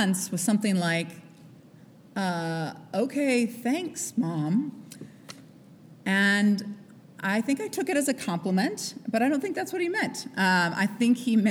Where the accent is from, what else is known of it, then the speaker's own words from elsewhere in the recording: Midwest, United States; I grew up in the Midwest